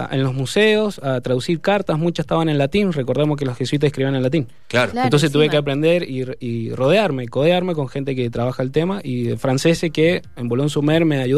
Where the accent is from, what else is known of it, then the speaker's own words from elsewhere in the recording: Mendoza, Argentina; mi pueblo mendocino